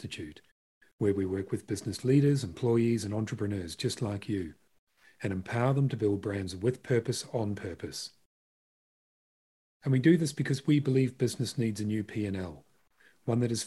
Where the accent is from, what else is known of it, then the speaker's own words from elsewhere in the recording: New Zealand; moved away; I'm originally from Aotearoa, New Zealand